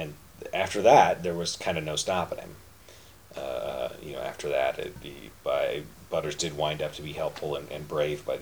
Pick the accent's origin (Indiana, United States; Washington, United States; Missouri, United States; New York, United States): Missouri, United States; Kansas City; Which is my hometown